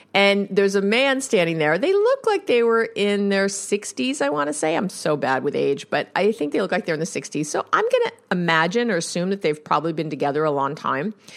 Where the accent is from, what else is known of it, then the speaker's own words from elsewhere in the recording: New York, United States; I'm a Jew from New York